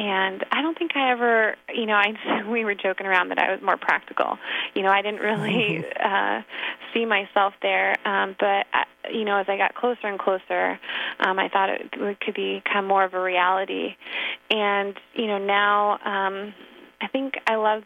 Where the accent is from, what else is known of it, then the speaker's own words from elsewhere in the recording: Sacramento, California, United States; I grew up down in Sacramento